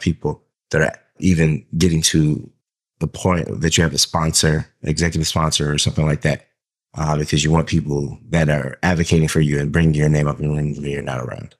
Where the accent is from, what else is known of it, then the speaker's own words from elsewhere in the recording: Southern Georgia, United States; I grew up in Southern Georgia in a black neighborhood